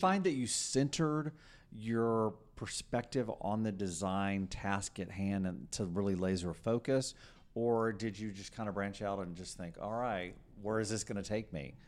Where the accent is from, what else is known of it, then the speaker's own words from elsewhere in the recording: Texas, United States; I'm a sixth generation Texan